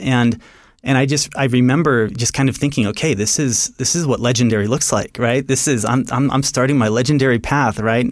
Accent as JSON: {"language": "English", "town": "Seattle", "region": "Washington", "country": "United States", "also_born_or_lived": "Rexburg, Idaho / New York City", "moved": "yes", "said": "I'm from the Seattle area originally."}